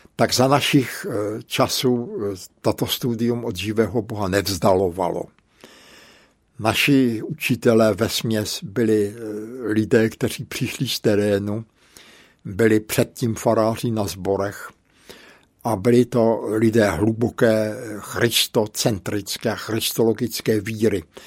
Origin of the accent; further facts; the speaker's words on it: Brno, South Moravian Region, Czechia; also born or lived in Bohemia / Hodonín / Břeclav; Moje maminka byla tenkrát na nějaké operaci v úrazové nemocnici tady v Brně